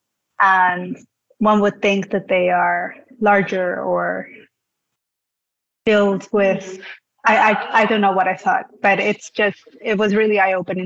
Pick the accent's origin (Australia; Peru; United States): Peru; I'm from Peru